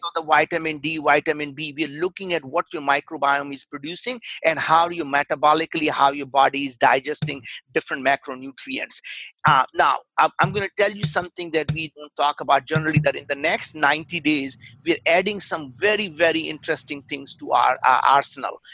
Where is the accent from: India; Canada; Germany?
India; English is a second language; moved away as an adult; now in United States; I grew up in India. We were very, very poor